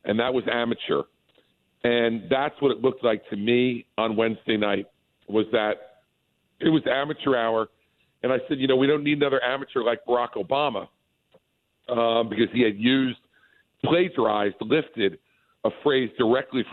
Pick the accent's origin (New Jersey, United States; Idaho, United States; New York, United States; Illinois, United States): New Jersey, United States; Today I am actually in New Jersey, doing some fundraising today in my home state.